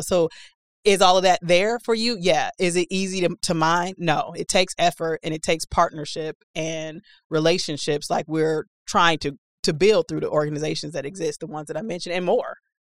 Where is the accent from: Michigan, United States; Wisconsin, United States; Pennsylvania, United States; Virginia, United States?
Wisconsin, United States; Milwaukee; moved away as an adult; also born or lived in Tulsa; I'm eighteen, I've never been outside of Milwaukee